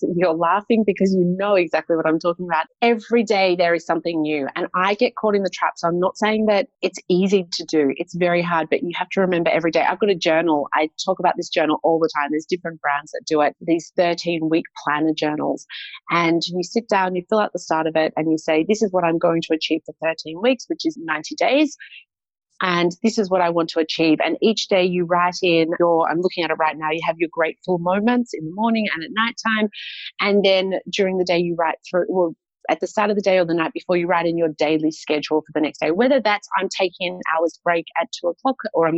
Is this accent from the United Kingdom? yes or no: no; Australia; born or raised there; moved away as an adult; also born or lived in Poland